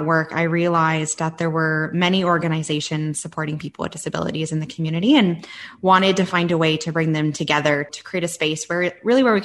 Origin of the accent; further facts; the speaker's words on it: Southwestern Ontario, Canada; moved away as an adult; also born or lived in Yukon; I'm from Southwestern Ontario.